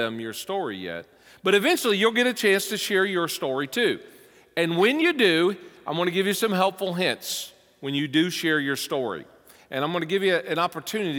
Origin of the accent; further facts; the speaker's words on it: the South, United States; moved away as an adult; now in Cincinnati, United States; with my accent, when I first moved here, people say, you're not from around here, are you? No. How did you know? I know you're from the South